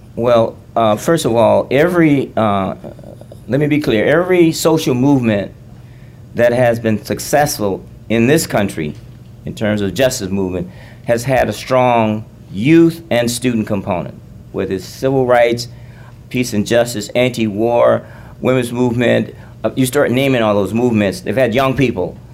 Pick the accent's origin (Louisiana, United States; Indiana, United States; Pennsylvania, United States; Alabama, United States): Alabama, United States; I grew up in Alabama